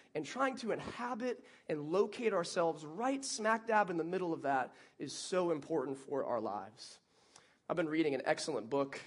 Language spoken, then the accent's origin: English; Alma, Michigan, United States; now in Lakeland, United States; that was my hometown. Very small